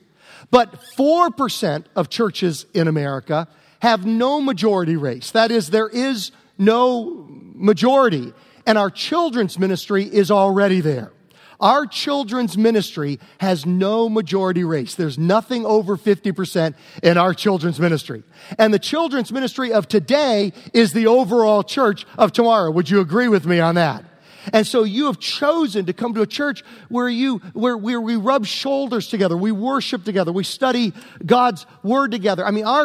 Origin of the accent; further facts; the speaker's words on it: Prince George, Virginia, United States; 1971, growing up in Virginia